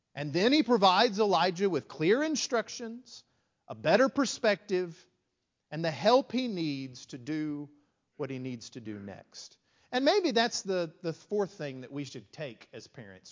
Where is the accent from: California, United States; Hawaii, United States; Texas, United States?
Texas, United States; West; growing up in West Texas, small country congregation